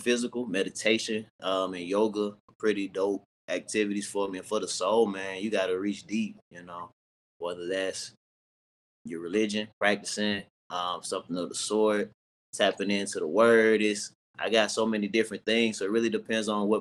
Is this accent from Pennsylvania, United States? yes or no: no; Nashville, Tennessee, United States; moved away as an adult; now in Dallas, United States; I'm from Nashville, Tennessee. I love my city